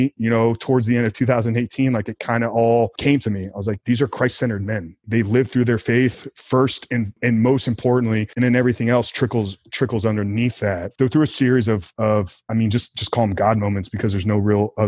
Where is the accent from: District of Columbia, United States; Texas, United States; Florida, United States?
Florida, United States; Tampa; born and raised in Tampa, Florida